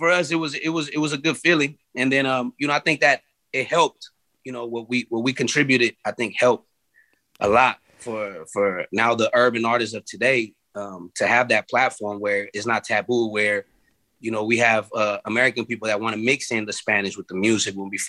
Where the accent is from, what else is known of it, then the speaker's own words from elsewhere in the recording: California, United States; being influenced that we are from the Bay as well.